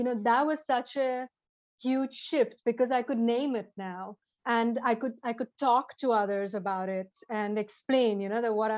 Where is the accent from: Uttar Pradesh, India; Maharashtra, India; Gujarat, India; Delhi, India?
Maharashtra, India; Mumbai; I grew up in India, in Bombay